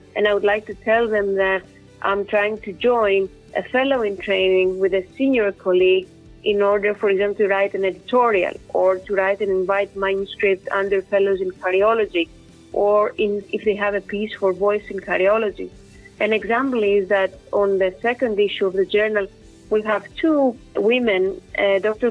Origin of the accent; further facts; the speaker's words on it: Athens, Attica, Greece; moved away as an adult; also born or lived in Ioannina, Greece; now in London, United Kingdom; I was born and raised in Athens, uh, Greece